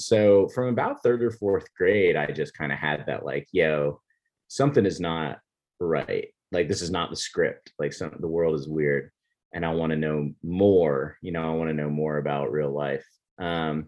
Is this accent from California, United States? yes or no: no; Florida, United States; moved away as an adult; also born or lived in Richmond; When I was growing up, I grew up in Florida